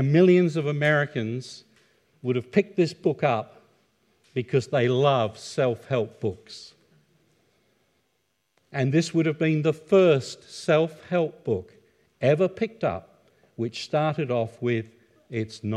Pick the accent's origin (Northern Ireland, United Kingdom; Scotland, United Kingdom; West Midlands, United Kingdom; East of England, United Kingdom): East of England, United Kingdom; Ipswich; I was born in the United Kingdom in 1951, in a town on the east coast called Ipswich, which is in Suffolk.